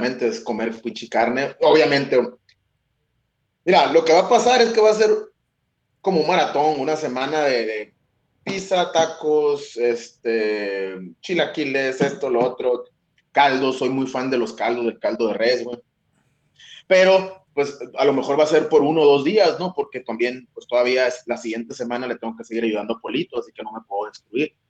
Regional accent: Hermosillo, Sonora, Mexico; moved away as an adult; also born or lived in Chicago; now in Tijuana, Mexico; yo soy de Sonora, eh, de Hermosillo, Sonora, para ser exactos, y de la tierra caliente

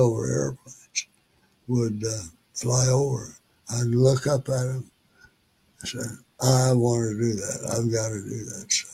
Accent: Weatherford, Oklahoma, United States; moved away as an adult; my hometown of Weatherford, 65 miles west of Oklahoma City

